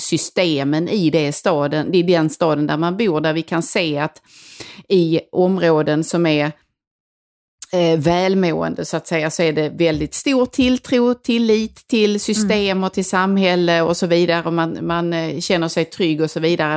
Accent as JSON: {"language": "Swedish", "town": "Helsingborg", "region": "Skåne", "country": "Sweden", "tie": "born or raised there", "accent": "Helsingborg", "moved": "yes", "said": "där jag kommer ifrån, som jag berättade mycket om i det här landsbygdsavsnittet, som verkligen, verkligen är på landet"}